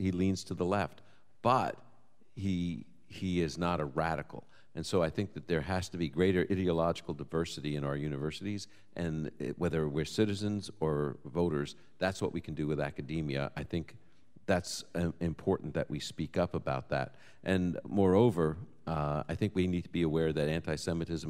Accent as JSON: {"language": "English", "region": "New York", "country": "United States", "tie": "born or raised there", "said": "I grew up in New York"}